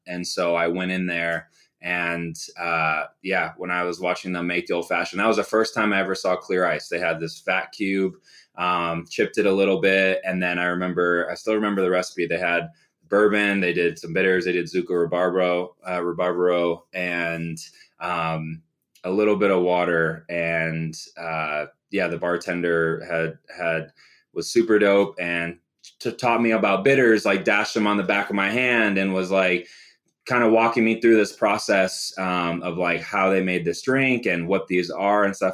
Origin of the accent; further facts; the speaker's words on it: Phoenix, Arizona, United States; also born or lived in Chicago; I grew up in Phoenix, originally from Chicago.